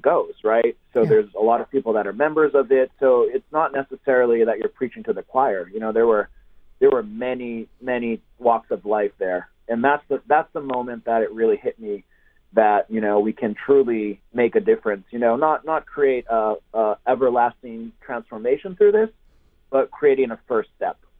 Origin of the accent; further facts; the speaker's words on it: Brazil; moved away; I'm half Brazilian. I grew up in Brazil